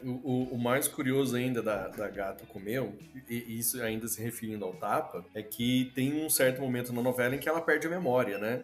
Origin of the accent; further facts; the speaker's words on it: Itajubá, Minas Gerais, Brazil; eu sou de Itajubá